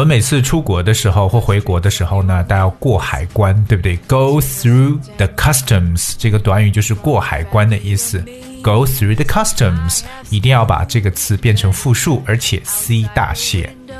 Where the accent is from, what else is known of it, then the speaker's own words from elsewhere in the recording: China; 我们中国人